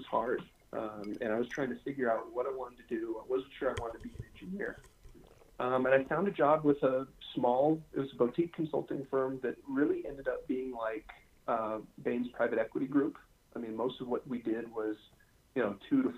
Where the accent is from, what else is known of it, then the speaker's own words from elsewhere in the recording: Seattle, Washington, United States; moved away as an adult; also born or lived in southeastern United States; I grew up in Seattle.